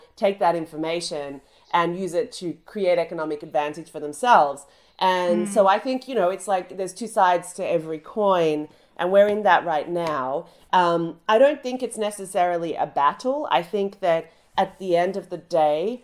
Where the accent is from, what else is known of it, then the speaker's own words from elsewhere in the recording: Australia; now in United Kingdom; my home country burnt to the ground. That's Australia